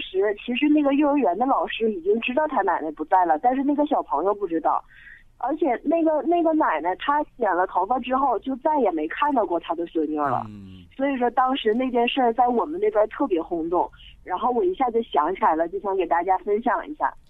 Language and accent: Chinese; Sichuan, China; 我是四川的，但是我老公他是，就是北方的，就是东北的